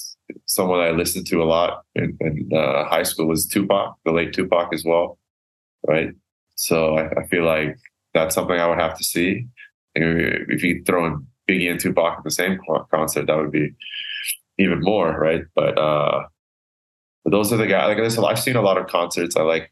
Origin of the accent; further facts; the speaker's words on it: Canada; So this is nostalgic because it's just growing up in Canada.